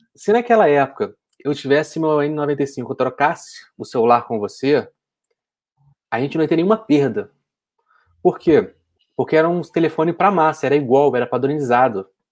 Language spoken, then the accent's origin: Portuguese; Niterói, Rio de Janeiro, Brazil; Eu sou de Niterói